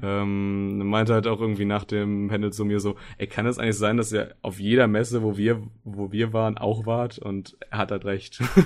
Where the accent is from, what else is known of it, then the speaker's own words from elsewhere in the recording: Soest, North Rhine-Westphalia, Germany; now in Düsseldorf, Germany; Komme gebürtig aus Soest